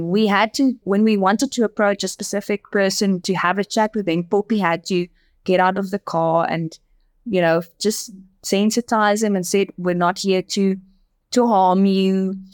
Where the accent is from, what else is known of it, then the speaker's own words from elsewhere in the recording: Namibia; first language Afrikaans; English is a second language; Look, most people in in the country speaks Afrikaans and English. So I'm my my first language is Afrikaans, which is very similar to Dutch.